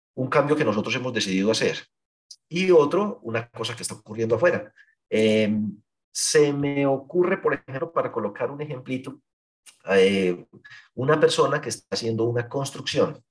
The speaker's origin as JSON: {"language": "Spanish", "area": "Paisa region", "region": "Antioquia", "country": "Colombia", "said": "aquí somos paisas"}